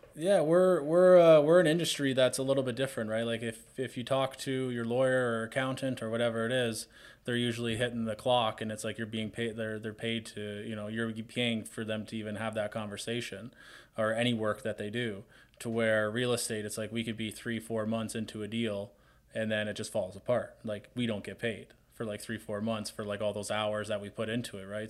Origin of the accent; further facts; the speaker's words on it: Hamilton, Ontario, Canada; I'm from Hamilton